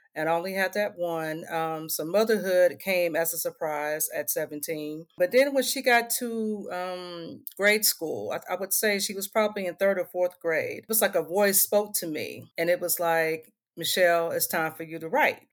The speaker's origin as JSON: {"language": "English", "town": "Indianapolis", "region": "Indiana", "country": "United States", "tie": "born or raised there", "also_born_or_lived": "Michigan", "moved": "as an adult", "said": "Indianapolis, Indiana is my hometown, born and raised."}